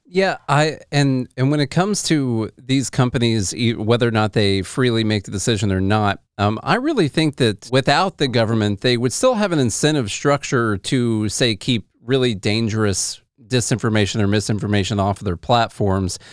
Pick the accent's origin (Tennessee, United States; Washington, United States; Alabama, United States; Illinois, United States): Tennessee, United States; I'm from Tennessee